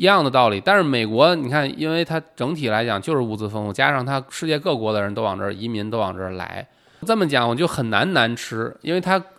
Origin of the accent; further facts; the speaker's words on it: Tianjin, China; 我都不敢说我有天津胃